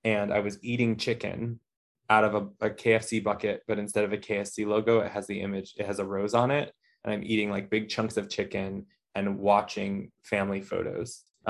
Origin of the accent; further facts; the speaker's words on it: Midwest, United States; the piece goes through kind of growing up in the Midwest, Catholic shame